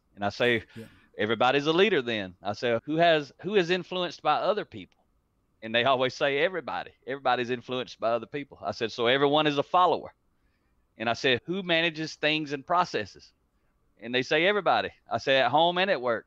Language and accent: English; United States; accent: country; it's actually English and, and country